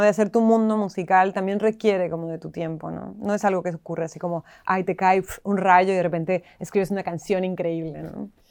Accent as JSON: {"language": "Spanish", "town": "Tijuana", "region": "Baja California", "country": "Mexico", "also_born_or_lived": "Mexico City, Mexico", "moved": "as an adult", "lives_now": "Buenos Aires, Argentina", "said": "yo que soy mexicana"}